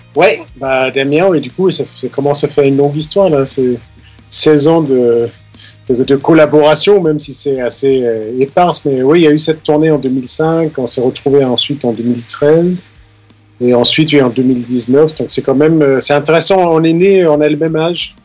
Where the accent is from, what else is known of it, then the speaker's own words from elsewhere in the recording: Denmark; moved away as an adult; now in Paris, France; j'ai grandi au Danemark, les 20 ans que j'ai passé là-bas